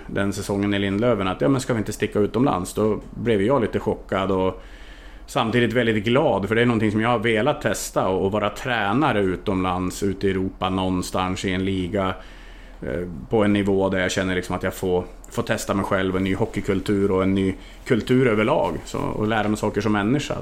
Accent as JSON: {"language": "Swedish", "town": "Härnösand", "region": "Västernorrland County", "country": "Sweden", "tie": "born or raised there", "also_born_or_lived": "Norway / Budapest, Hungary / Transylvania, Romania", "moved": "yes", "lives_now": "Linghem, Sweden", "said": "Jag är född och uppvuxen i en av, eller en av Sveriges finaste sommarstäder, Härnösand"}